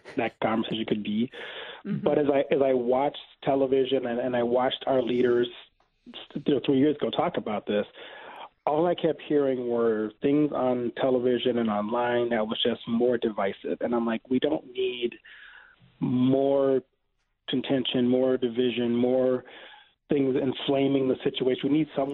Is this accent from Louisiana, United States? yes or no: yes; Louisiana, United States; I grew up Southern Baptist in Louisiana